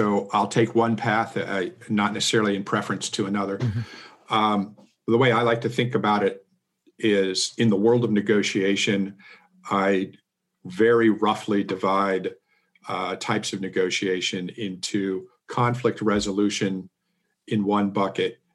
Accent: Seattle, Washington, United States; moved away; also born or lived in Miami / Silicon Valley; I was born and raised in Seattle

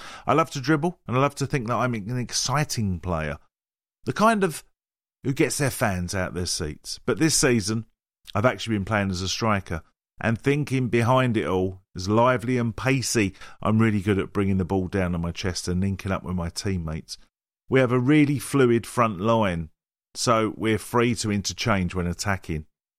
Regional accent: Walthamstow, London, United Kingdom; I grew up in Walthamstow, so street football was a big part of my childhood too.

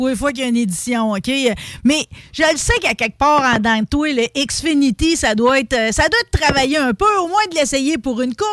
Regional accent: Saint-Léonard-d'Aston, Quebec, Canada; faut pas que j'oublie, je viens de Saint-Léonard d'Aston, moi là, là.

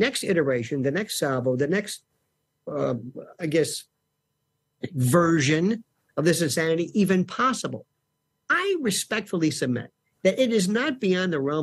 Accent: the South, United States; I'm from the South

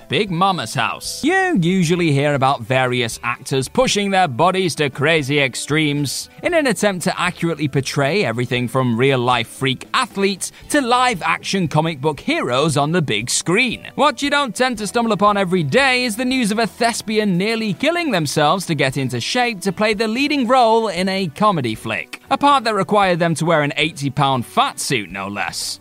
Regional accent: England, United Kingdom; we English

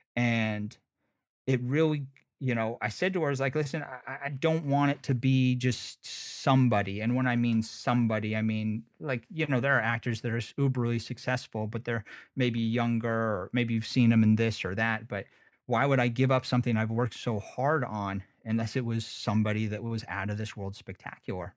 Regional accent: United States; I'm from Lake Tahoe

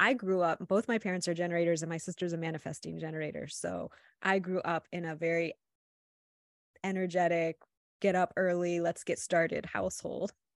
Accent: Midwest, United States; growing up in the Midwest

